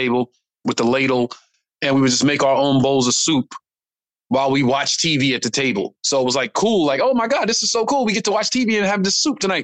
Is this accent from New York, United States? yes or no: yes; New York City, New York, United States; growing up in Brooklyn